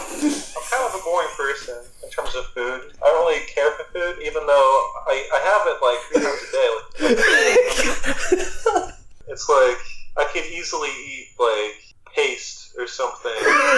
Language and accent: English; California, United States; born there; moved away; also born or lived in Utah / Georgia / Missouri / Iowa; I was born in California... moved to Utah, moved to Georgia, moved back to Utah. Then I moved to Missouri. Then I moved to Iowa. Then I moved to Massachusetts.